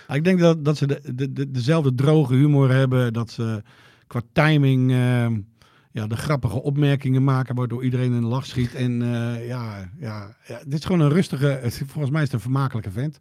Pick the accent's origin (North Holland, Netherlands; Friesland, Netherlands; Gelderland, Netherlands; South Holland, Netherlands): Friesland, Netherlands; Joure; ik uit Jouweren kom